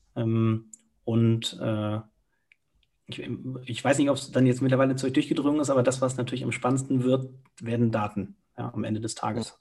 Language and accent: German; Cologne, North Rhine-Westphalia, Germany; moved away as an adult; now in Munich, Germany; ich bin direkt in Müngersdorf groß geworden, du wohnst neben dem Stadion